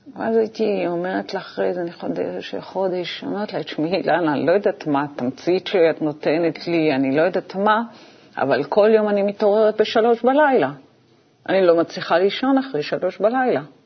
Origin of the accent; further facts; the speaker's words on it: Israel; אנחנו בעצם היינו הילדים הראשונים במושב שיצאו ללמוד בבית ספר חילוני